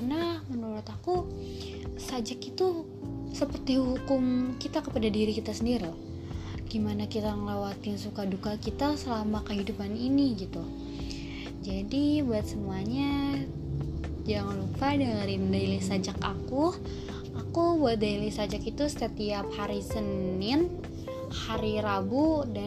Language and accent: Indonesian; Jakarta, Indonesia; aku asal dari Jakarta